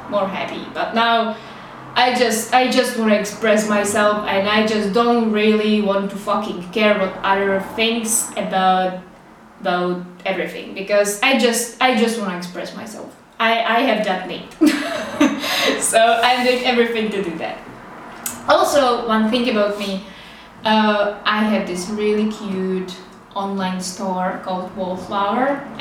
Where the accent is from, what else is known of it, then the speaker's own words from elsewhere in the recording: Czechia; English is a second language; I have accent. I am from Czech Republic and sometimes I will make some uh, terrible English mistakes.